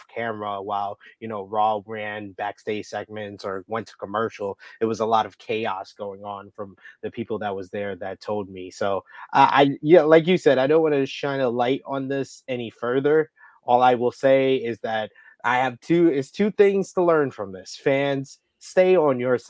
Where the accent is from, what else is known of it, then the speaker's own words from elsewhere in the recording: New York City, New York, United States; Being a New Yorker and someone who is not from Brooklyn